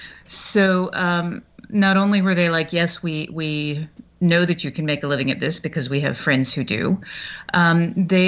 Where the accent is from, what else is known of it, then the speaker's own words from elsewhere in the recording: the South, United States; I grew up in the South.